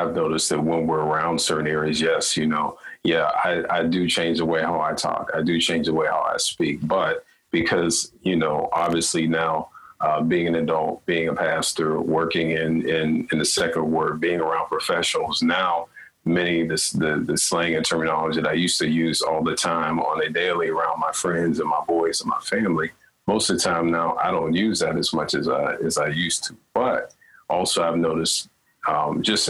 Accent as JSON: {"language": "English", "country": "United States", "tie": "born or raised there", "moved": "yes", "lives_now": "Canada", "said": "growing up in the States and then coming here"}